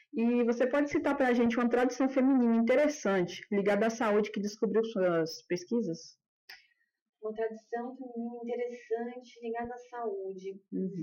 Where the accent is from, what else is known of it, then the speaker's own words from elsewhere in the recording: Brazil; accent: caipira; caipirês mesmo, eu sou caipira com muita dura.